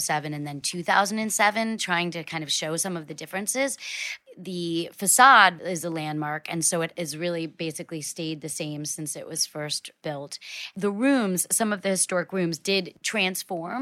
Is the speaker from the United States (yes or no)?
yes; New York, United States; as a New Yorker, I grew up here